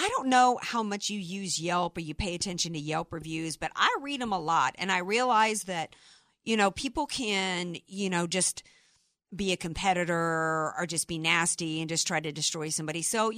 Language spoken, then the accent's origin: English; the South, United States; I'm from the South